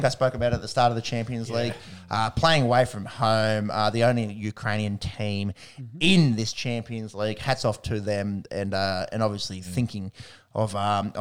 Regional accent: Australia; as an Australian

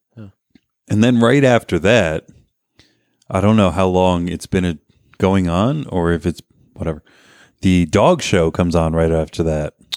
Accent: Garwood, New Jersey, United States; also born or lived in Kenilworth; growing up in Garwood

